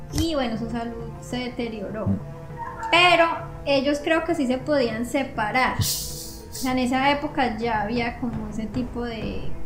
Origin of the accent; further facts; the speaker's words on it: Colombia; moved away; lo que tenemos en nuestro país